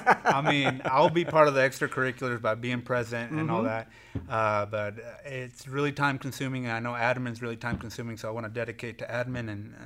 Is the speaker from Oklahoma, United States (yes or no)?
yes; Hennessey, Oklahoma, United States; also born or lived in Enid, Oklahoma; I was born in Enid and raised here in Hennessey, so been here most of my life.